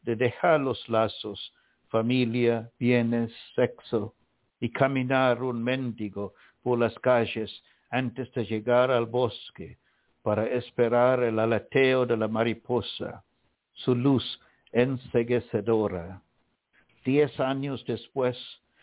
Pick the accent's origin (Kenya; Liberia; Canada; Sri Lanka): Sri Lanka; moved away; my own birth place, which is Ceylon